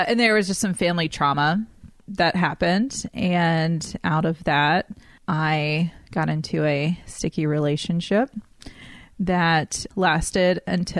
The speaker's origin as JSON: {"language": "English", "town": "Oak Island", "region": "North Carolina", "country": "United States", "tie": "born or raised there", "said": "I grew up on the coast of North Carolina on a really small island called Oak Island."}